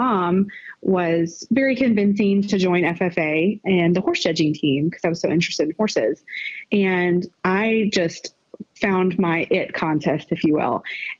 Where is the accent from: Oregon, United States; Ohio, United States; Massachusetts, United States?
Massachusetts, United States; Greenfield; also born or lived in Round Rock; I grew up in Western Mass, Greenfield area. And then I moved with my mom to Central Texas, to Round Rock, to be more specific, which is right above Austin